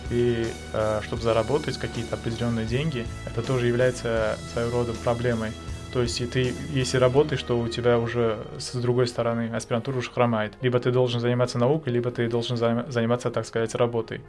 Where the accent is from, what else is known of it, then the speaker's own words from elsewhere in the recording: Tashkent, Uzbekistan; moved away as an adult; now in Saint Petersburg, Russia; Я приехал из Узбекистана